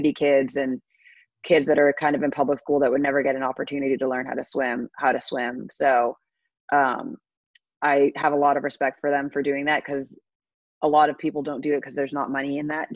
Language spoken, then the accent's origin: English; Bahamas; growing up in the Bahamas